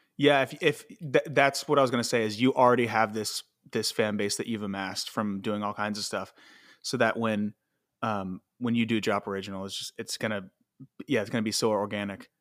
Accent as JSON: {"language": "English", "region": "Ohio", "country": "United States", "moved": "yes", "lives_now": "Los Angeles, United States", "said": "I'm from Ohio, and I, I came out here"}